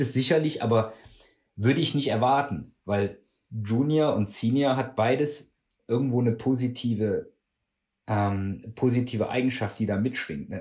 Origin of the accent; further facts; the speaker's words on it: Würselen, North Rhine-Westphalia, Germany; also born or lived in Cologne; ich komme aus Würselen